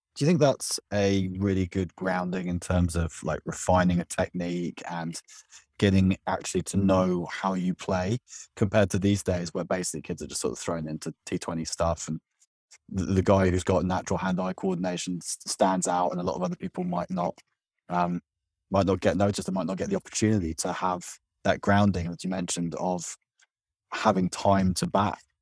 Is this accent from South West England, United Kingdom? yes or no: yes; Cornwall, South West England, United Kingdom; I'm from Cornwall